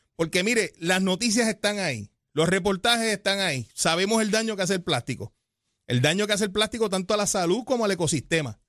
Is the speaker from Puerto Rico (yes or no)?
yes; Puerto Rico; nuestra isla